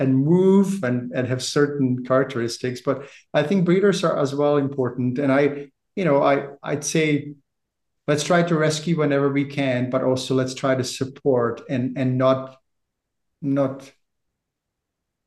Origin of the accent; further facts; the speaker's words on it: Czechia; moved away as an adult; also born or lived in Prague; now in Canada; I'm from the Czech Republic originally, I've lived in Canada for 30 years